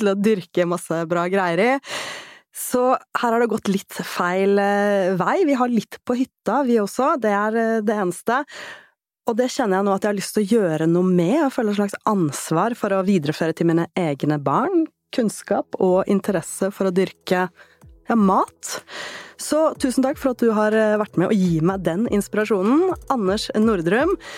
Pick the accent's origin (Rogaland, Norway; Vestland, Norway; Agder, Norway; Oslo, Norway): Oslo, Norway; Jeg vokste opp i Oslo